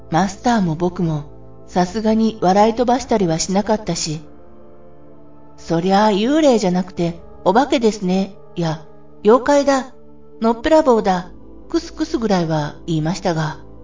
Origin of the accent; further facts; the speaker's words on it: Ibaraki, Japan; 僕と同じ茨城出身の人でした。